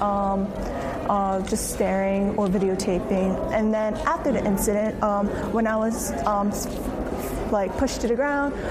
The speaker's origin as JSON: {"language": "English", "town": "Philadelphia", "region": "Pennsylvania", "country": "United States", "tie": "born or raised there", "said": "I was born and raised in Philadelphia"}